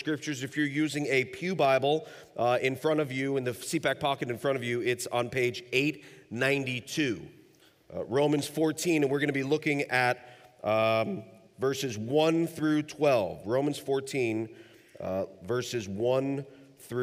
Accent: New York City, New York, United States; now in Northern Kentucky, United States; We live in Northern Kentucky. We've lived there for the past 17 years, but I'm originally from New York City

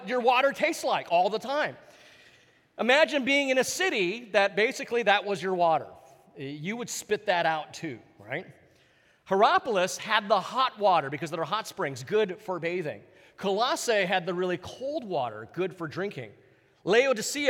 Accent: Hawaii, United States; moved away; I was growing up in Hawaii

